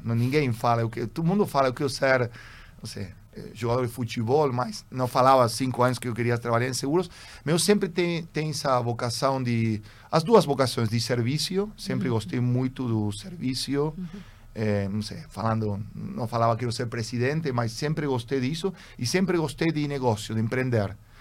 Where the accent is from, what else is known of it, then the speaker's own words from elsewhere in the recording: Buenos Aires, Argentina; Portuguese is a second language; also born or lived in Germany; eu sou argentino. É, eu sou segunda geração de argentino